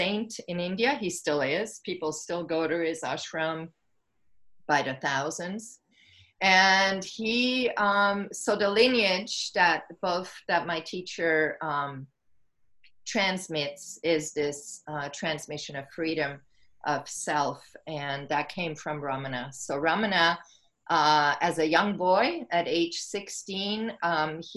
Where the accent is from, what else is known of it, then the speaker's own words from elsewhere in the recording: Switzerland; moved away as an adult; also born or lived in California; now in Maui, United States; I was born and raised in Switzerland